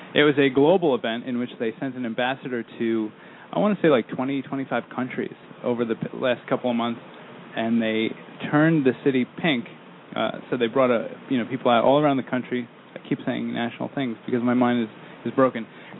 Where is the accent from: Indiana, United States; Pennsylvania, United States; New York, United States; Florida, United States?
New York, United States; Islip; There's two ice lips. One is my hometown.